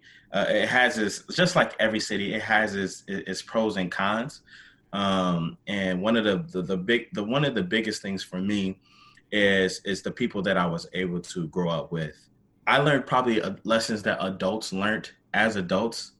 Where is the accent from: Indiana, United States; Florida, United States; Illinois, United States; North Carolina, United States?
Indiana, United States; Gary; now in Indianapolis, United States; I'm a product of Gary.